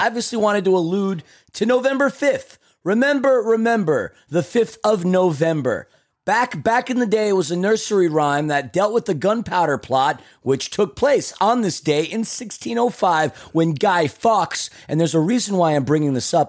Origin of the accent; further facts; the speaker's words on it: New York City, New York, United States; I'm from Queens, New York